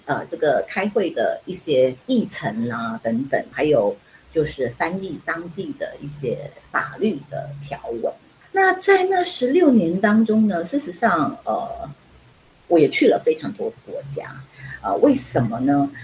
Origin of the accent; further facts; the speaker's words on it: Penang, Malaysia; now in Taiwan; 我是槟城人，我是北方人， 马来西亚的北方人